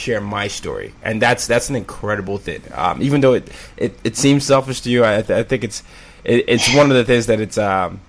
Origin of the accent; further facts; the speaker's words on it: Nigeria; But then sometimes when I tell them I'm Nigerian, I get the oddest questions.